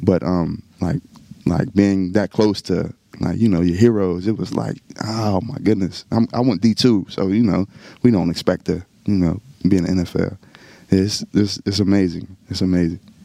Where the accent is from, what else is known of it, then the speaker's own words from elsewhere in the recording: northern West Virginia, United States; now in Texas, United States; I'm from West Virginia. It's you know I'm from the mountains